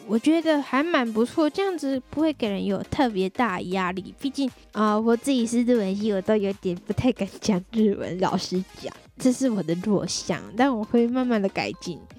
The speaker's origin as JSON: {"language": "Chinese", "region": "Tainan", "country": "Taiwan", "tie": "born or raised there", "said": "让他们安排到我的家乡，台南那边的办公室工作"}